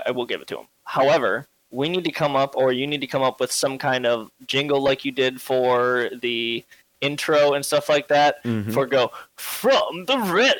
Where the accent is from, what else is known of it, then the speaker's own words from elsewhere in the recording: Michigan, United States; I'm from Michigan.